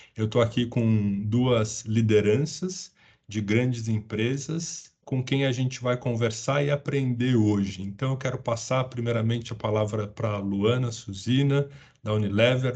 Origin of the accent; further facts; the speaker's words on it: São Paulo, Brazil; sou paulistano, o único paulistano do trio aqui hoje